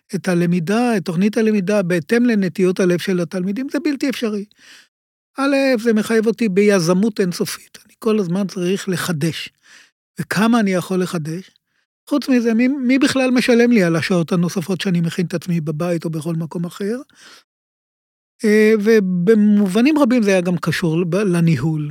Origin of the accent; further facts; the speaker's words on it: Ramat Gan, Tel Aviv District, Israel; also born or lived in Giv'at Shmuel; נולדתי ברמת גן, להורים עוזבי קיבוץ, שהקימו את קיבוץ אילון בצפון הארץ. וגדלתי, והחינוך שלי היה ברמת גן